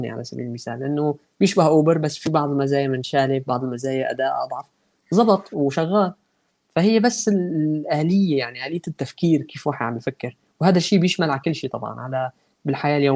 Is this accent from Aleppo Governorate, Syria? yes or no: yes; Aleppo, Aleppo Governorate, Syria; now in Istanbul, Turkey; انا ابن ابن حلب يعني وطلعت من حلب من كم سنه فبالتالي التجربه كلها يعني تشربتها مو بس مو بس عشتها يعني